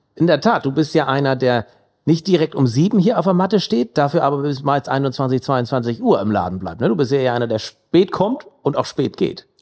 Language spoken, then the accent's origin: German; Mildstedt, Schleswig-Holstein, Germany; Ich bin gebürtiger Milchstädter